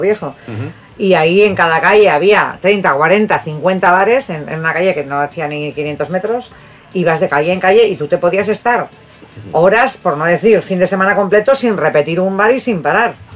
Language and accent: Spanish; Bilbao, Basque Country, Spain; moved away; soy de Bilbao